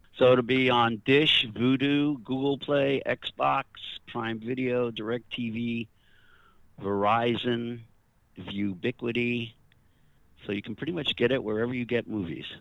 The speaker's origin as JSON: {"language": "English", "region": "New York", "country": "United States", "tie": "born or raised there", "said": "I, I grew up in New York"}